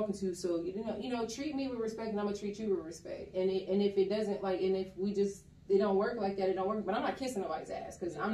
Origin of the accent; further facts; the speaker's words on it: Columbus, Ohio, United States; moved away as an adult; now in Atlanta, United States; I am originally from Columbus, Ohio. I moved to Atlanta